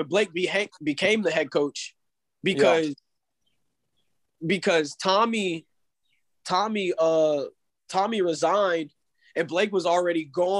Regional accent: Daytona, Florida, United States; born there; Yes, sir. I was born here. I was born in Daytona.

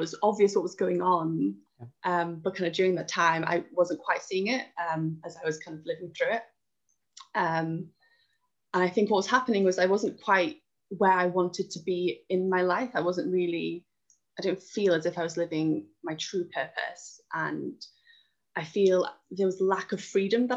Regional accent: Wales, United Kingdom; moved away; I'm originally from Wales

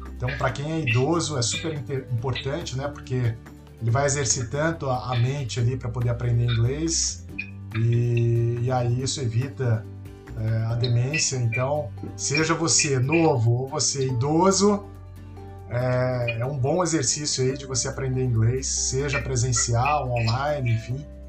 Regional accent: Brazil; accent: Brazilian; o meu inglês tem o sotaque brasileiro do português do Brasil

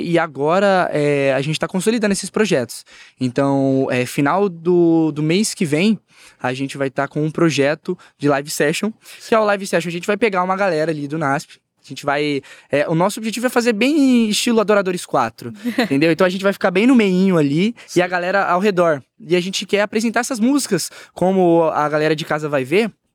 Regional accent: Ribeirão Preto, São Paulo, Brazil; Eu sou de, eu sou nascido em Ribeirão Preto, né? Uhum. Cidade quente pra caramba, aqui perto do interior. E assim, é, eu cresci assim, igreja pequena

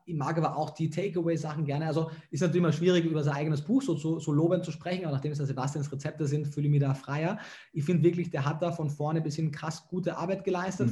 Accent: Klagenfurt, Carinthia, Austria; moved away; also born or lived in Germany / Vienna; bin aus Kärnten, aus Klagenfurt

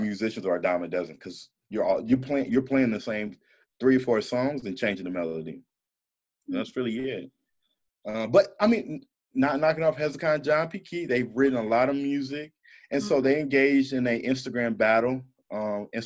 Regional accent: St. Louis, Missouri, United States; now in Atlanta, United States; I'm from St. Louis and living in Atlanta

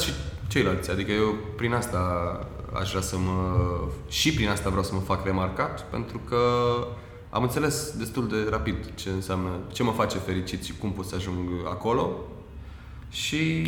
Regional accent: Romania; pentru noi, ca români

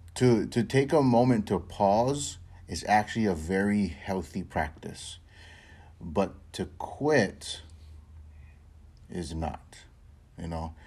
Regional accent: Hawaii, United States; I'm born and raised in Hawaii

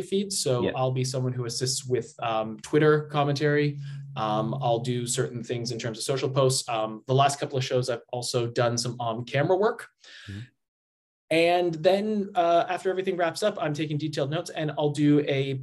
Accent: Canada; moved away as an adult; also born or lived in Australia; I'm from Canada originally.

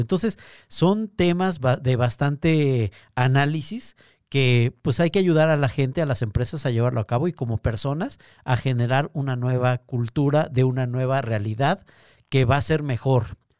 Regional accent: Mexico

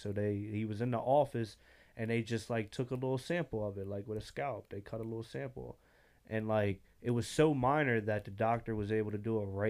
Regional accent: Salem, United States; I come from Salem.

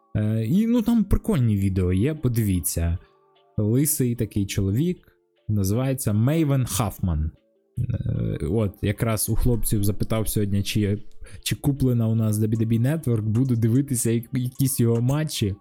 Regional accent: Kharkiv, Kharkiv Oblast, Ukraine; я з Харкова

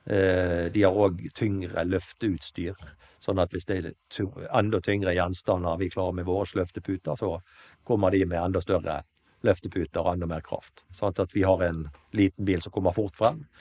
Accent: Kalandseid, Vestland, Norway; moved away as an adult; also born or lived in Nyparadis, Bergen; now in Bergen, Norway; Jeg er opprinnelig fra Kalandseid

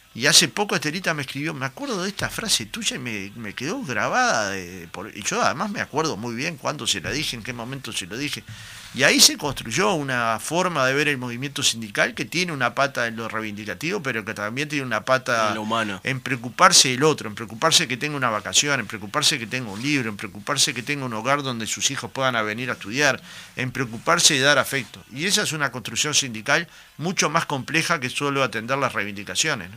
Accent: Goes / Jacinto Vera neighbourhood, Montevideo, Uruguay; Yo era un niño, iba a la cancha de Goe muchas veces

